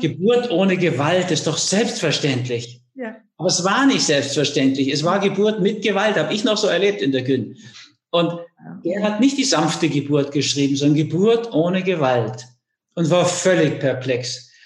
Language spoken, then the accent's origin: German; Germany; now in Austria; Ich war auch die ersten 40 Jahre Deutscher